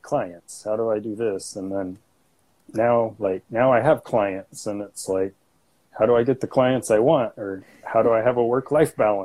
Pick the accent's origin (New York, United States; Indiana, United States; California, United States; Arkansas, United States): Arkansas, United States; my hometown here.